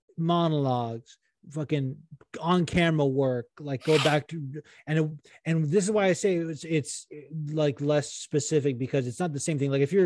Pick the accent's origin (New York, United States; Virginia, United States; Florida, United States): New York, United States; one of the judges literally wrote 10 out of 10, perfect accent, and I'm from New York.